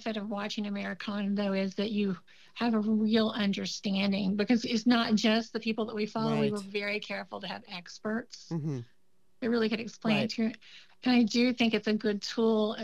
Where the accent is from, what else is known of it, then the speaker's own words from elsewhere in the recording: Oklahoma, United States; moved away; when I was growing up in Oklahoma